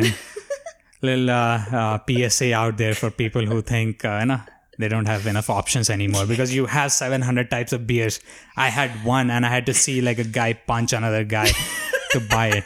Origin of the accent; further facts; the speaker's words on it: India; moved away; growing up in India